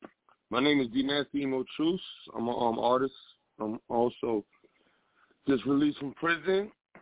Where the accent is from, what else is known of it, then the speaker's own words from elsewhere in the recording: New York City, New York, United States; I'm in New York, Lower Manhattan. I'm from the Bronx though.